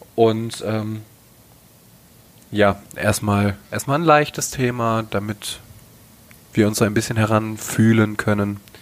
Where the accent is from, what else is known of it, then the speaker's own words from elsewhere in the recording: North Rhine-Westphalia, Germany; Ich komme aus dem Westen. Bin ein kleiner Nordrhein-Westfaler